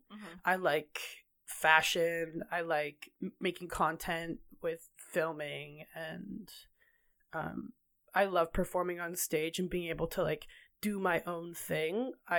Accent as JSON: {"language": "English", "town": "Kelowna", "region": "British Columbia", "country": "Canada", "tie": "born or raised there", "said": "I grew up in Kelowna, BC, born and raised until I was 20 years old."}